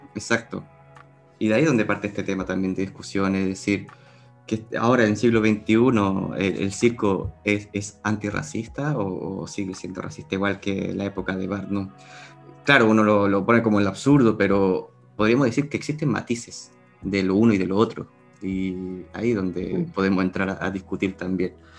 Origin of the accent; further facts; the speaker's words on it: Chile; now in Spain; yo, en mi caso, desde Chile